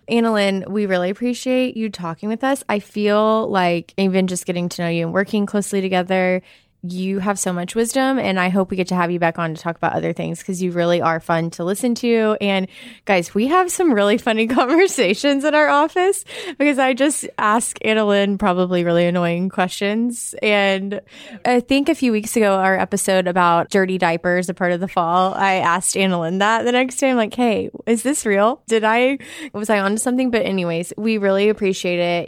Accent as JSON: {"language": "English", "region": "Arkansas", "country": "United States", "said": "I am a American. I'm from Arkansas."}